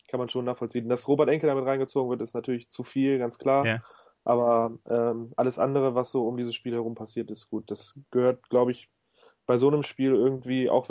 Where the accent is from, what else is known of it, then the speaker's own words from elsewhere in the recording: Hannover, Lower Saxony, Germany; born there; ich bin in Hannover geboren